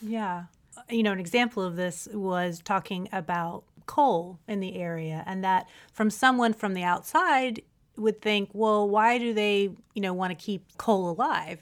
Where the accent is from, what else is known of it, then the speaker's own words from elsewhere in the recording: West Virginia, United States; I'm originally from Appalachia as well, not Kentucky, Appalachia. I'm from West Virginia